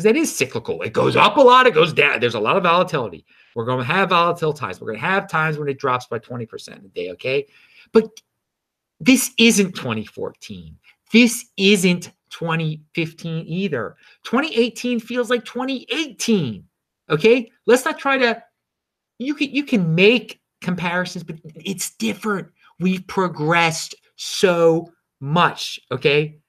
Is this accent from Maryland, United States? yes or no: yes; Baltimore, Maryland, United States; I'm from Baltimore. That's where I am right now. It's where my family's from. My father and his father are from here.